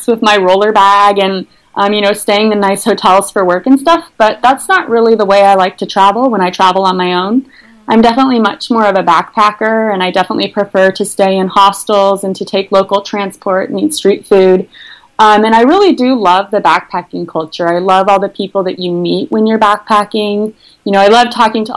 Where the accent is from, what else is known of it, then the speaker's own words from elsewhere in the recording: Eugene, Oregon, United States; moved away; I'm from Eugene, which is a small, about 150,000 people. It's a college town in the state of Oregon.